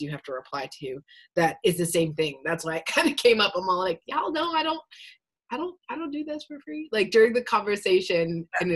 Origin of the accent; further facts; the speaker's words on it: Calgary, Alberta, Canada; also born or lived in Long Beach, California / Los Angeles, California; now in Ontario, Canada; I'm originally from Calgary, Alberta, moved to California.